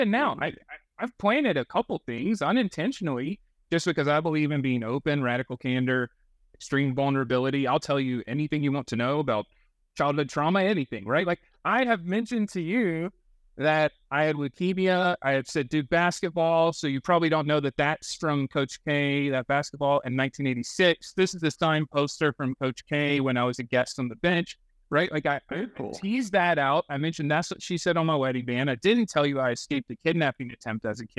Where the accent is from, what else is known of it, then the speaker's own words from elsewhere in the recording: North Carolina, United States; I'm from North Carolina